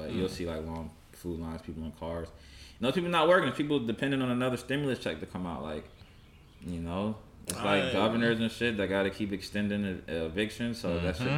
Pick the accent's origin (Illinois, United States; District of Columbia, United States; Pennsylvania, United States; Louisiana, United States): Pennsylvania, United States; now in North Carolina, United States; my hometown in Pennsylvania